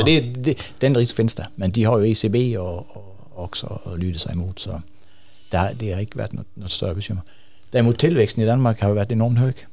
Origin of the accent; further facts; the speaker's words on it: Sweden; vi blir fattigare och fattigare som svenskar